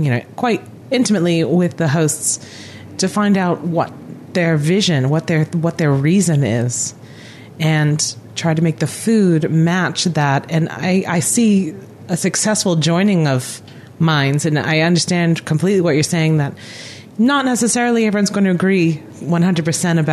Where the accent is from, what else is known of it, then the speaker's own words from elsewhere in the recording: Rhode Island, United States; also born or lived in San Francisco, California; now in Auckland, New Zealand; where I grew up in New England, I grew up in Rhode Island